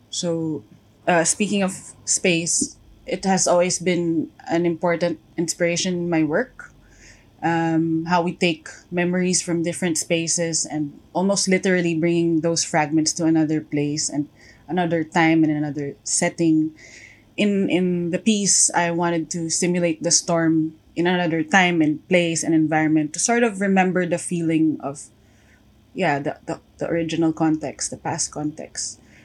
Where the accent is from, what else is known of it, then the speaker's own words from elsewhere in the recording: Antipolo, Calabarzon, Philippines; I'm from Antipolo, Rizal, in the Philippines.